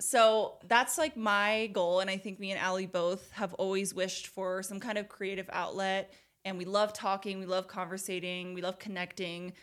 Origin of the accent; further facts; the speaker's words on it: Portland, Oregon, United States; moved away as an adult; now in Utah, United States; I was born and raised in Portland, Oregon, and I lived there my whole life until I was twenty-two.